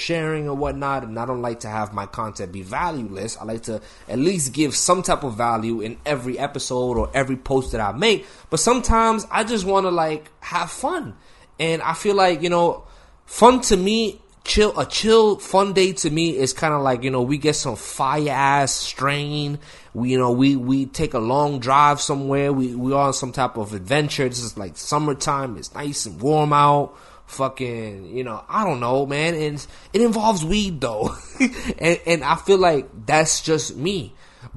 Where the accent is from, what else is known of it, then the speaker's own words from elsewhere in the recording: Massachusetts, United States; A lot of people think I'm from New York. I'm from Massachusetts